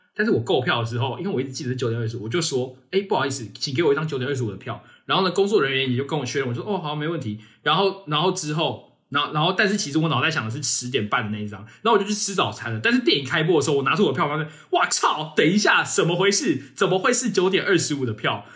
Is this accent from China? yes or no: no; Taiwan; 我们台湾人都很客气